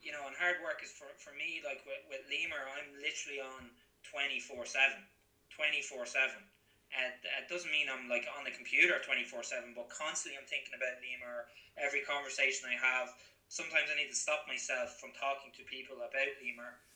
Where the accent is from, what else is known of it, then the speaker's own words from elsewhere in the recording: Drogheda, Leinster, Ireland; also born or lived in Gloucester, England; I'm from Drogheda, just outside Drogheda.